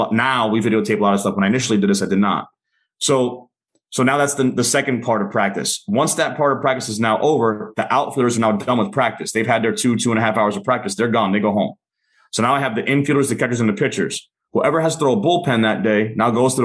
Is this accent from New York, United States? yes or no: yes; New York City, New York, United States; I grew up in New York City